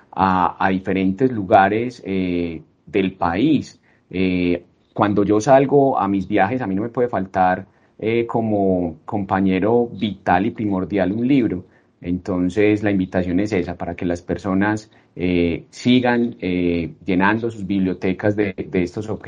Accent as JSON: {"language": "Spanish", "country": "Colombia", "said": "de alguna manera nosotros como colombianos no conocemos nuestro país"}